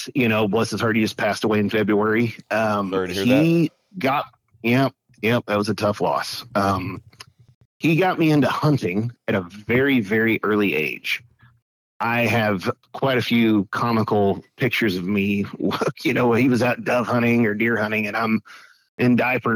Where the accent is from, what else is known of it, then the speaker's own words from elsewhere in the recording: Weatherford, Texas, United States; I grew up in Weatherford, Texas